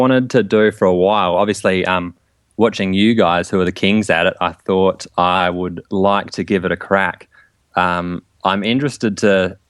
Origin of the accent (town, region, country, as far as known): Australia